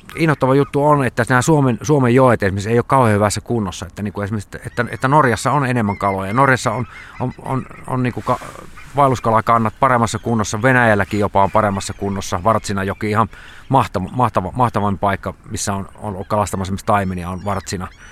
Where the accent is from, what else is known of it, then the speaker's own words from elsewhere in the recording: Savonlinna, South Savo, Finland; mä oon niin Savonlinnasta kotoisin sit Saima, Saiman rannalla asunut koko ikäni